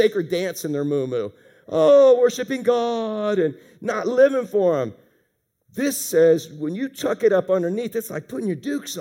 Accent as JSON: {"language": "English", "town": "Pine Hills", "region": "Florida", "country": "United States", "tie": "born or raised there", "said": "I grew up in Pine Hills, and there were no rules in fighting back then"}